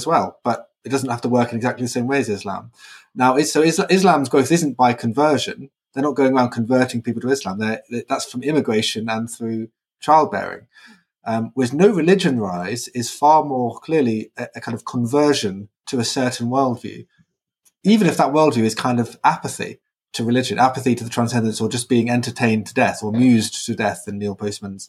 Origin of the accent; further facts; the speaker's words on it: Brighton, South East England, United Kingdom; moved away; I was in Brighton, my hometown